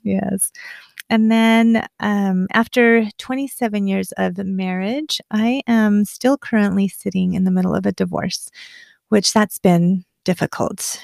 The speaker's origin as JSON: {"language": "English", "town": "Afton", "region": "Wyoming", "country": "United States", "tie": "born or raised there", "moved": "yes", "said": "growing up in Afton"}